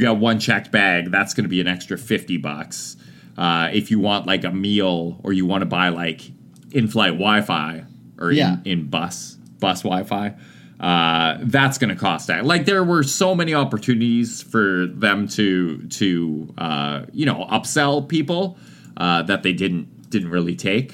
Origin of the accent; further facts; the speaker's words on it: Salmon Arm, British Columbia, Canada; I used to regularly ride the Greyhound when I was in high school in Savin Arm.